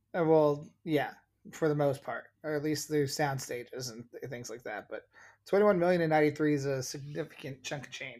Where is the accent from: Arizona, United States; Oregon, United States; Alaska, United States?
Oregon, United States; now in Chicago, United States; being a five-year-old in Oregon